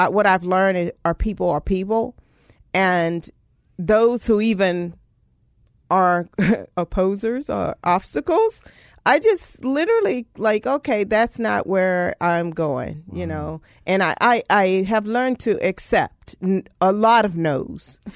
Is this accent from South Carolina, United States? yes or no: no; Louisiana, United States; moved away; originally from Louisiana, very rural area in Louisiana